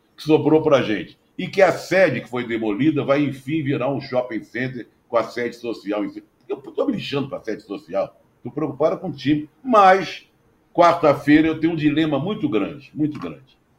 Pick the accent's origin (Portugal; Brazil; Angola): Brazil; Rio de Janeiro; ali na Praça Afonso Pena, onde eu fui criado